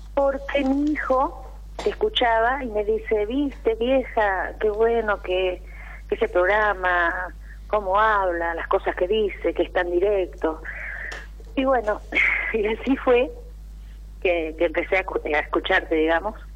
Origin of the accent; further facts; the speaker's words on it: Santa Fe, Argentina; De Santa Fe